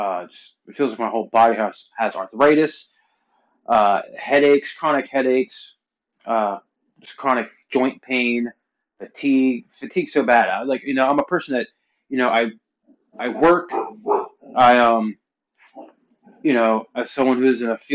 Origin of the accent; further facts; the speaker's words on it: Pennsylvania, United States; moved away; I'm originally from Pennsylvania